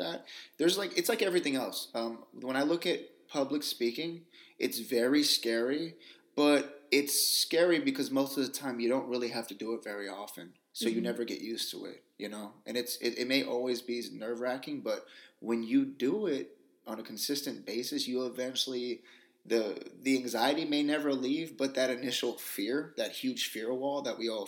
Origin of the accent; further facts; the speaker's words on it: Union City, California, United States; I'm from Union City, so East Bay, and I've always been here.